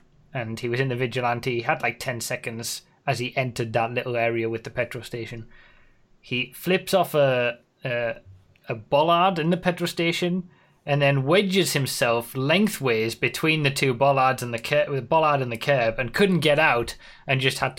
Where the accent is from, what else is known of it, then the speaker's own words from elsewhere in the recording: England, United Kingdom; Sorry, I'm English.